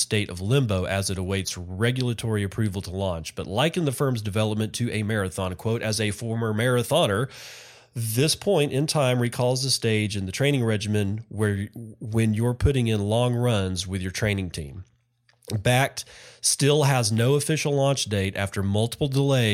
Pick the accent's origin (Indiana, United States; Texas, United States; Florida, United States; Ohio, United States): Texas, United States; Permian Basin; I was born in the Permian Basin. I grew up in the Permian Basin